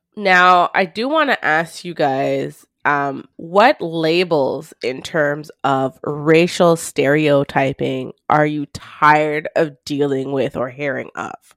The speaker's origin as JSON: {"language": "English", "town": "Montreal", "region": "Quebec", "country": "Canada", "tie": "born or raised there", "said": "Growing up in the West Island"}